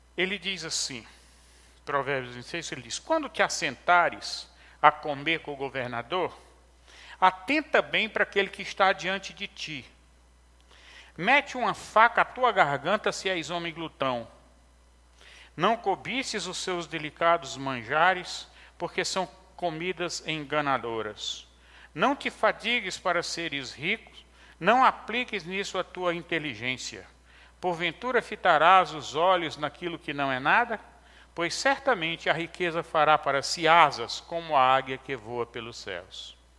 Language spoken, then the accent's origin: Portuguese; interior of Ceará, Brazil; Quando eu era menino pequeno, lá no, no interior do Ceará, é, sou cearense